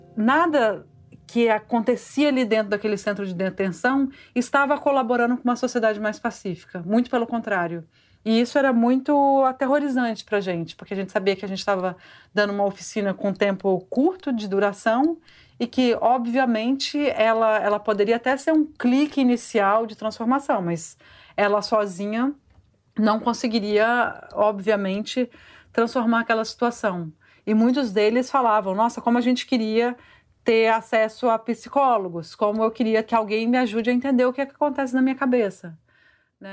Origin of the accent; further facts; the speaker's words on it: Vitória, Espírito Santo, Brazil; moved away as an adult; also born or lived in São Paulo; eu cresci no Espírito Santo, eu cresci em Vitória